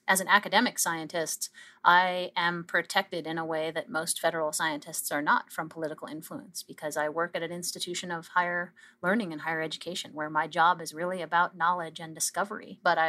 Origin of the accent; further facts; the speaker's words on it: Canada; I think that's where we as a Canadian scientific community really came together